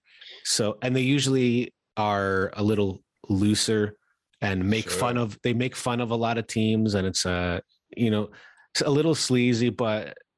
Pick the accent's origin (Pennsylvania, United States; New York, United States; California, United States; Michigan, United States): New York, United States; growing up in New York